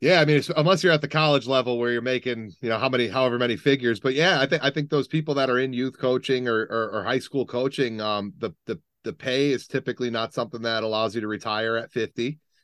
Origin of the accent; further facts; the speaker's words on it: Middletown, United States; growing up in Middletown, pretty, pretty diverse